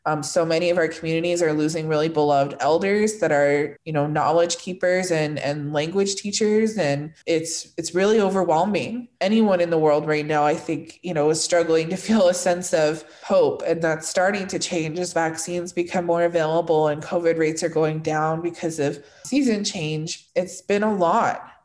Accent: Northern California, United States; moved away as an adult; also born or lived in southern Arizona; now in Arizona, United States; I grew up in Northern California in a kind of rural area along the coast just south of Oregon.

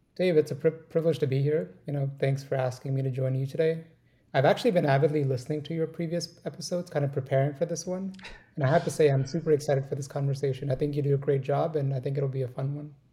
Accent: India; moved away; I grew up in India. You know, we grew up in a small town and it's a small town of 1.5 million people, right? And that's considered small for India. And it was adjacent to like this big city of Delhi

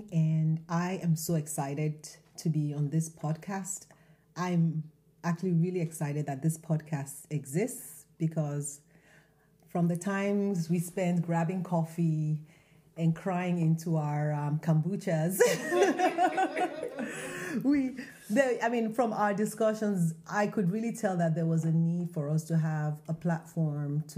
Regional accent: Nigeria; now in Baltimore, United States; the traditional remedies we grew up with in Nigeria

